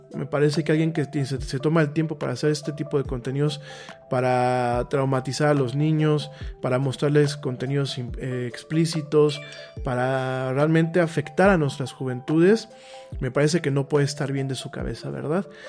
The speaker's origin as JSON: {"language": "Spanish", "country": "Mexico"}